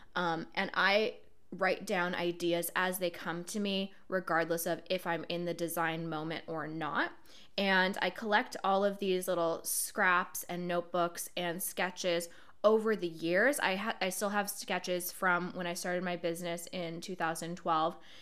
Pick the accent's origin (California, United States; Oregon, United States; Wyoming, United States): Oregon, United States; Portland; moved away as an adult; now in Brooklyn, United States; I decided to move from my hometown, Portland, Oregon, to where I live now, Brooklyn, New York